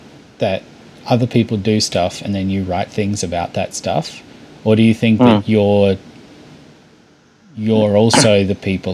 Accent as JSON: {"language": "English", "country": "Australia", "accent": "Australian", "said": "I think maybe it could be my Australian accent"}